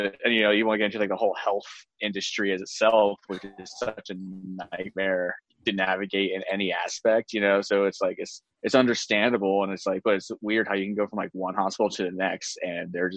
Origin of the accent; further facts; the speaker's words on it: Colorado, United States; I'm from Colorado